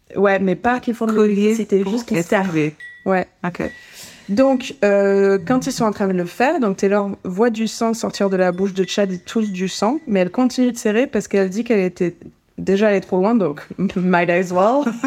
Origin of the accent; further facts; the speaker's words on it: France; en tant que Français